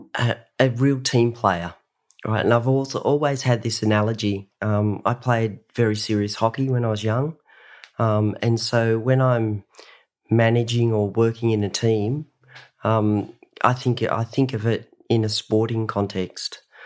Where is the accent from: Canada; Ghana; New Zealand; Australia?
Australia; Sydney, New South Wales; also born or lived in Ulladulla; I grew up in Sydney, Australia.